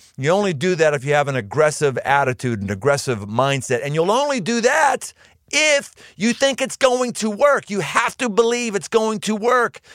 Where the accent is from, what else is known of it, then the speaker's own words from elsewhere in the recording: Cincinnati, Ohio, United States; right around my hometown where I live in Cincinnati